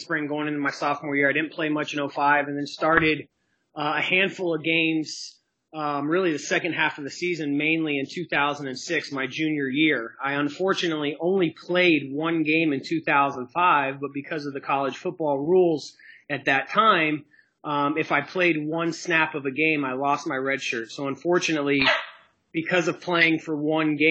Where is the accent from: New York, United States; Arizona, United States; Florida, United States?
Florida, United States; Orlando; growing up in East Orlando and literally seeing UCF kind of built